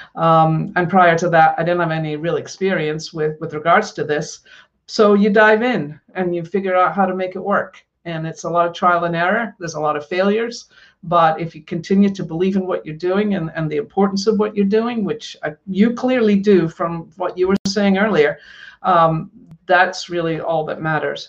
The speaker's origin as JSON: {"language": "English", "region": "Scotland", "country": "United Kingdom", "tie": "born or raised there", "said": "I grew up in Scotland and I grew up in a very working class family."}